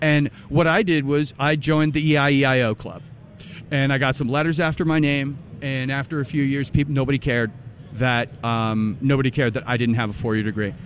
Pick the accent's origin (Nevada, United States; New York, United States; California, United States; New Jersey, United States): New Jersey, United States; also born or lived in Massachusetts; now in New Hampshire, United States; I'm originally from New Jersey, yep. born and bred. Well, I was actually born in Mass, so I'm a masshole, but also from New Jersey. Then moved to New Hampshire